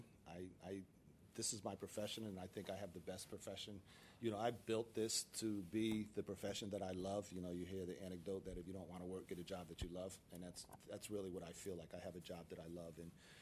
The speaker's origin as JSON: {"language": "English", "town": "Paterson", "region": "New Jersey", "country": "United States", "tie": "born or raised there", "said": "growing up in Paterson, New Jersey, there were probably five or six of us who were hanging out"}